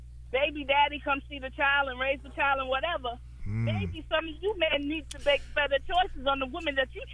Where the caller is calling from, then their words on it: New York City, New York, United States; I'm calling from Brooklyn.